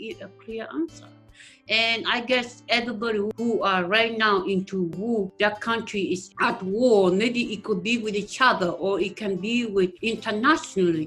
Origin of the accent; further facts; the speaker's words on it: Uganda; now in Austin, United States; I was born and raised in East Africa, Uganda.